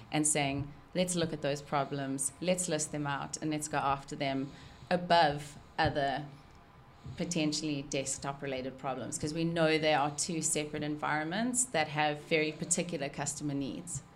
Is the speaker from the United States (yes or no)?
no; South Africa; moved away; I'm South African